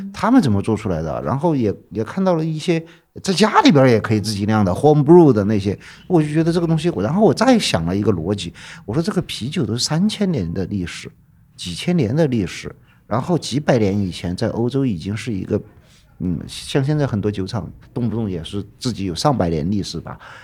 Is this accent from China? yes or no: yes; Chengkou, Chongqing, China; born or raised there; now in Chengdu, China